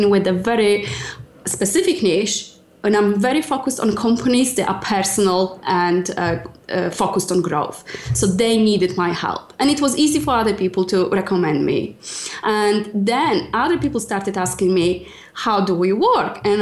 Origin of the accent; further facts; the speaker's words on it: Poland; English is a second language; moved away as an adult; now in United Kingdom; I'm originally from Poland and I've been close to 10 years in UK now